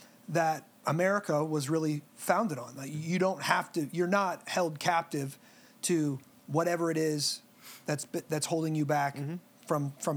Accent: United States

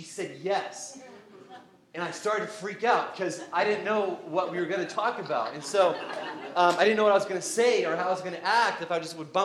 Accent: Canada; growing up in Canada

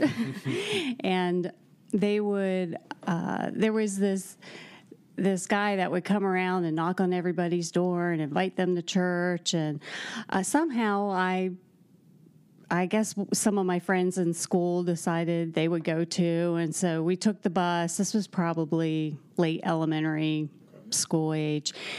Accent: Chambersburg, Pennsylvania, United States; moved away as an adult; also born or lived in Columbus, Ohio / Atlanta, Georgia / Greenville, South Carolina; now in West Lafayette, United States; I'm from Chambersburg, Pennsylvania

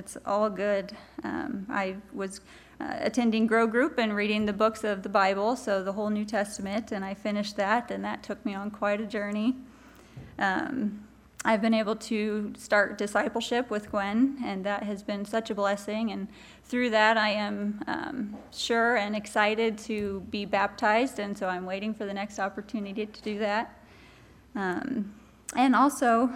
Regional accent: Osborne, Kansas, United States; But I grew up in Osborne, Kansas

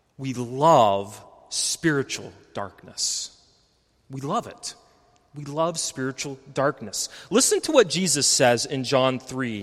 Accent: West Texas, United States; I grew up in West Texas, not far from Carlsbad, New Mexico

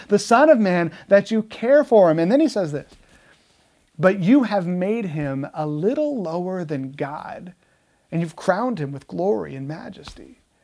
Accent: United States; Americans love freedom, don't we? That's, that's like our thing. We are the land of the free.

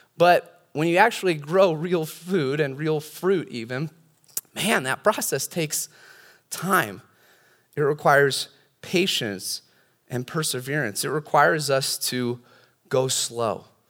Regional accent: California, United States; I've got a lot more experience being a Californian

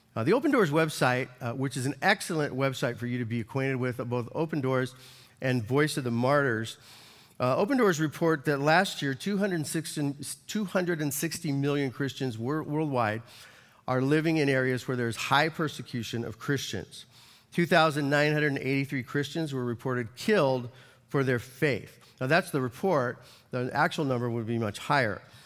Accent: United States; as an American

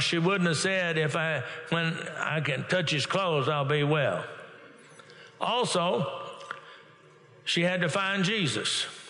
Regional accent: Texas, United States; now in Oklahoma, United States; I'm originally born and raised in Texas

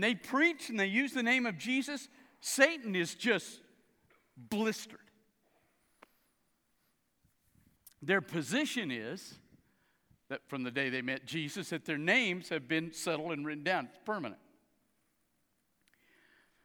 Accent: South Louisiana, United States; I grew up in South Louisiana

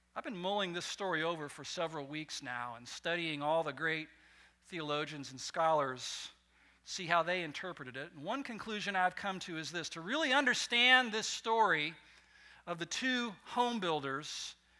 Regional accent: West Coast, near Morro Bay, California, United States; moved away; where I grew up on the West Coast, and just up Highway 101, a few miles from my hometown, was another little city called Morro Bay

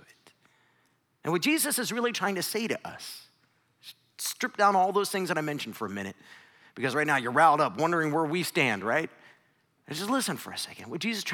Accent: Northeast Ohio, United States; I grew up in Northeast Ohio.

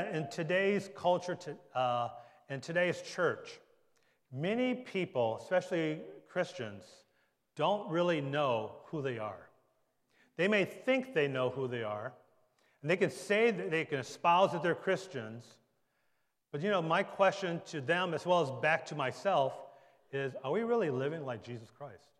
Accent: Detroit, Michigan, United States; also born or lived in Bergen County, New Jersey; now in Monmouth County, United States; I was born and raised in Detroit, Michigan, Motor City.

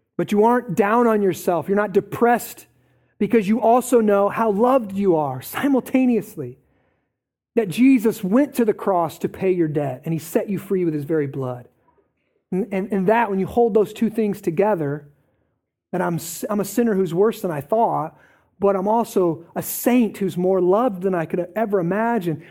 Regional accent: Eldridge, Iowa, United States; I grew up in Parkview, okay? So I'm kind of out of the Quad Cities, let's just say that, right? Grew up in Parkview, Eldridge, went to North Scott

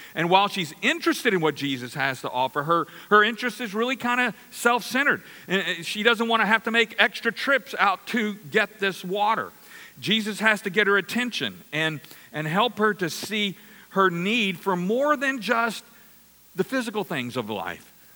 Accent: Louisiana, United States; I'm from Louisiana

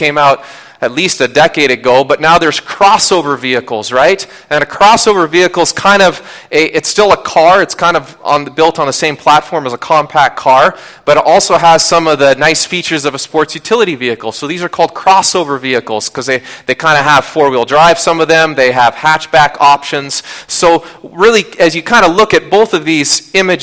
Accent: Washington, United States; I grew up in Washington State

